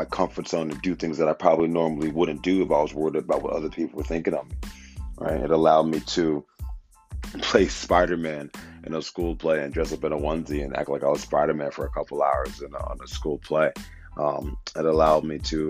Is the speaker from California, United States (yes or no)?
no; Wilmington, Delaware, United States; born and raised in Wilmington, Delaware